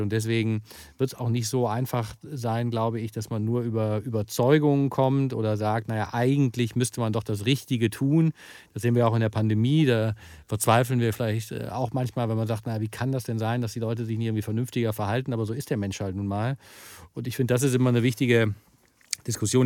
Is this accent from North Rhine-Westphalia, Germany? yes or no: yes; Wuppertal, North Rhine-Westphalia, Germany; meine Heimatstadt zum Beispiel, Wuppertal